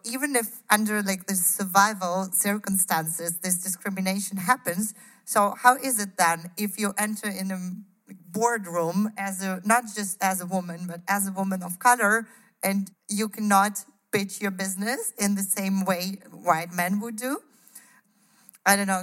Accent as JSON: {"language": "English", "region": "Kyiv", "country": "Ukraine", "tie": "born or raised there", "moved": "yes", "lives_now": "Berlin, Germany", "said": "I am from Kiev. And growing up, maybe my personal story. So I was born in the Soviet Union in 1985."}